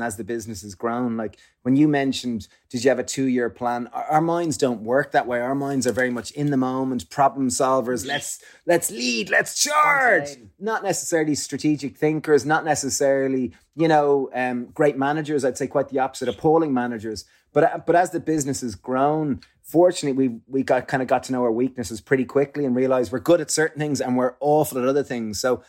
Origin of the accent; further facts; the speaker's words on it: Ireland; because growing up in Ireland, alcohol, and similarly probably in the UK, alcohol is like the social lubricant.